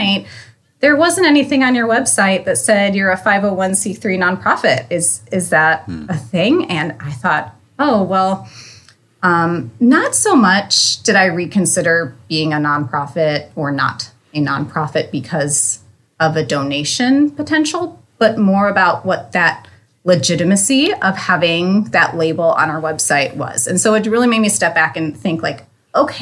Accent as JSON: {"language": "English", "region": "Northeast Ohio", "country": "United States", "tie": "born or raised there", "also_born_or_lived": "Erie, Pennsylvania / St. Louis", "said": "I am originally from Northeast Ohio"}